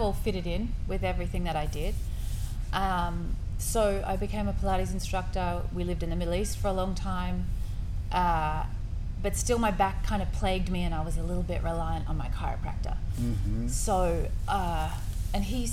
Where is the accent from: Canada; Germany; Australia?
Australia; also born or lived in Scotland; now in Houston, United States; I'm from Australia, mm-hmm. and I have been living in Houston here for the last 5 years, mm-hmm. but I have lived all over the world